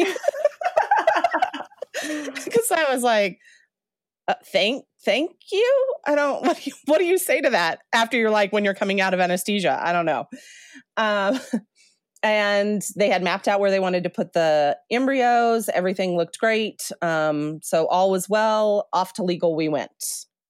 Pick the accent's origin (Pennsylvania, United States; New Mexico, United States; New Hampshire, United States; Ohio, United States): New Mexico, United States; moved away as an adult; also born or lived in Colorado; I grew up in New Mexico